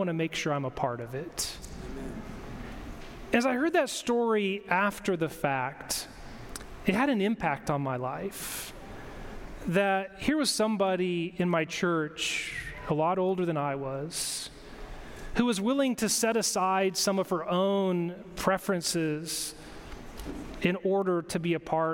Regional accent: Longview, Washington, United States; moved away; also born or lived in Michigan; I grew up in Longview Church of the Nazarene in Longview, Washington.

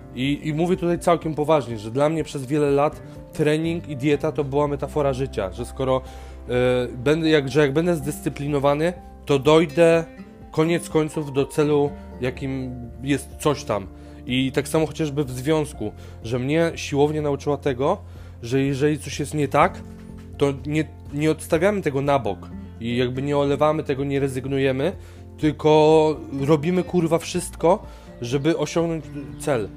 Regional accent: Żyrardów, Masovian Voivodeship, Poland; otwierają szkołę tańca u mnie w Żyrardowie

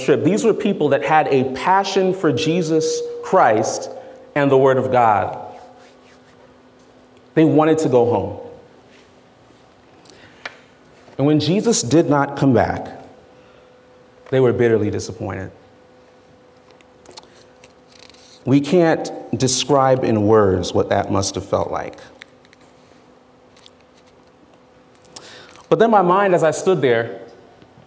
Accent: South Florida, United States; also born or lived in New York City, United States; I grew up in New York, and I left there when I was 7 years old. And then I pretty much grew up in South Florida.

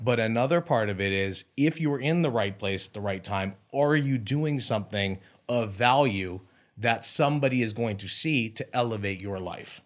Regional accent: Beverly Hills, California, United States; I grew up in Beverly Hills

